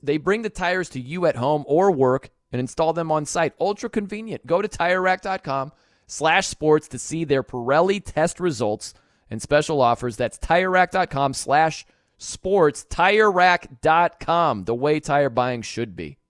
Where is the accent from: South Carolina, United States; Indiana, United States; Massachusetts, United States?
Indiana, United States; South Bend; I'm from South Bend